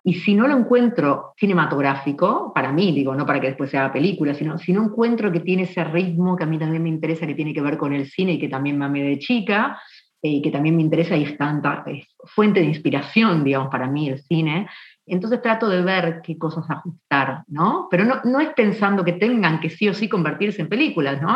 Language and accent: Spanish; Buenos Aires, Argentina; also born or lived in San Juan, Argentina; soy originaria de Buenos Aires, que es la capital de Argentina. Nací en 1977